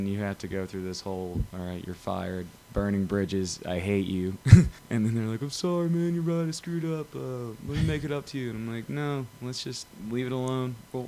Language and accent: English; Birmingham, Alabama, United States; born there; I was born in Birmingham. I lived in Auburn for about 12 years.